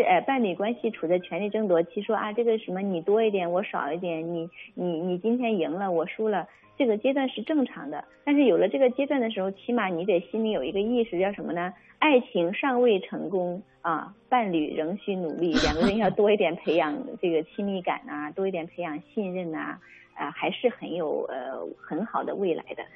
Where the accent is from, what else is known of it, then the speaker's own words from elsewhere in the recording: China; 我们中国人说，哎呀，给点儿面子吧